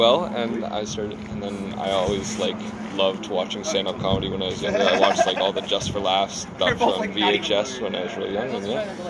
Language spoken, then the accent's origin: English; Ottawa, Ontario, Canada; moved away as an adult; I'm actually originally from Ottawa. I'm just going here for school